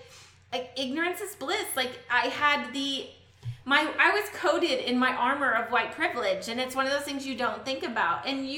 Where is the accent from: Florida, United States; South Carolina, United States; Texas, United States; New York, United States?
Texas, United States; Lewisville; oh, Louisville. It's a small town north of Dallas.